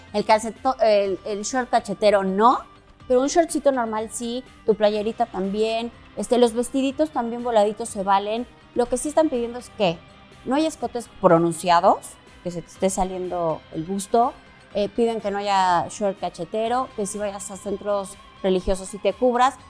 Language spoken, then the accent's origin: Spanish; Mexico; como mexicanos somos muy dicharacheros y muy amigueros